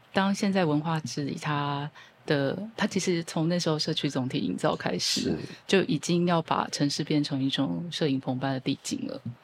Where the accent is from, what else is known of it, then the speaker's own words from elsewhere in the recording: Keelung, Taiwan; 我是基隆的女儿